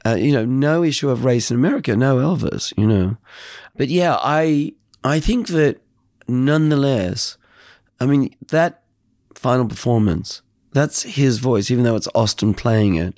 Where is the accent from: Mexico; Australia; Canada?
Australia; I'm an Australian